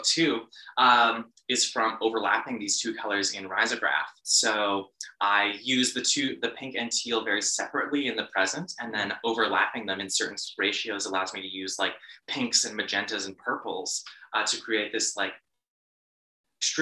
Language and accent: English; Bashaw, Alberta, Canada; now in Calgary, Canada; in my hometown of Bashaw